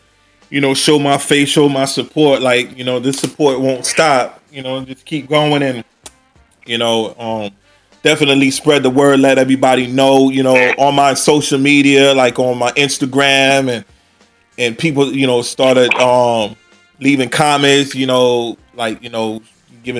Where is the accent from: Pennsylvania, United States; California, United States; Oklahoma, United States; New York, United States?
New York, United States; New York City; moved away; I was born in Brooklyn